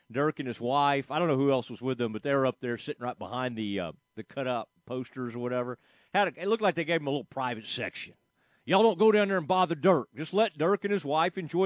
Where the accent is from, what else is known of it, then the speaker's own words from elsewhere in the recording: Kaufman, Texas, United States; I'm from Kaufman, Texas.